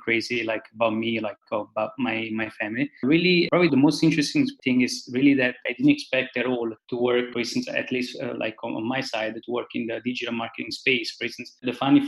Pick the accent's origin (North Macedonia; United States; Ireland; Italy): Italy; a small town in Campania; I come from a very small town in southern Italy. It's not that small. I mean, like 25,000 people. So it's in southern Italy. It's like more in the region of Campania